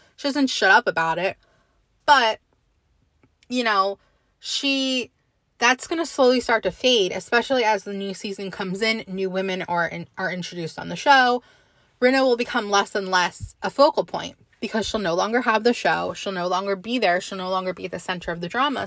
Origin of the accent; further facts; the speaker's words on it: New Jersey, United States; I'm from New Jersey.